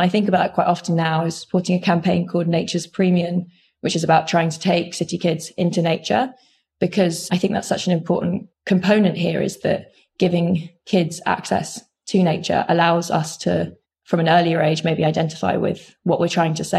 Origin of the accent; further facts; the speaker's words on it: London, United Kingdom; I was growing up in London and I thought nature was pretty boring, really.